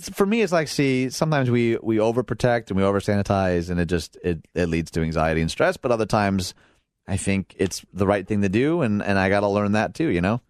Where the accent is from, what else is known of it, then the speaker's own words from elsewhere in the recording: outside Detroit, Michigan, United States; moved away as an adult; now in Illinois, United States; I grew up outside Detroit, never had my car broken into. I moved to Illinois